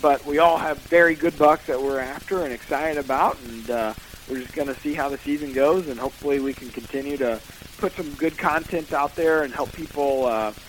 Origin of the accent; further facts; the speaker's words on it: Missouri, United States; He moved to Iowa in, like, 95 or 96 because of that. We're from Missouri originally.